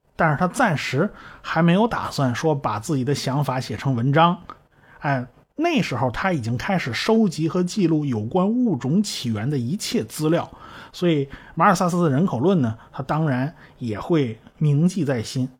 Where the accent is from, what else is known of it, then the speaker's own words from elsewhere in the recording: China; 我们中国人